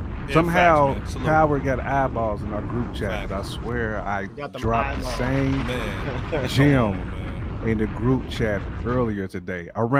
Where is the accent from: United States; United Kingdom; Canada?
United States; Louisville, Kentucky; my hometown, Louisville, Kentucky, a.k.a. the 502.